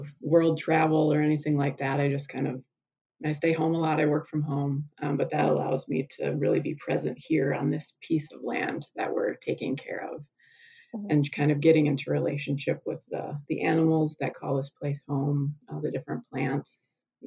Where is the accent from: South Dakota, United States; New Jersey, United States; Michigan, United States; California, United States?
South Dakota, United States; I grew up on the South Dakota prairie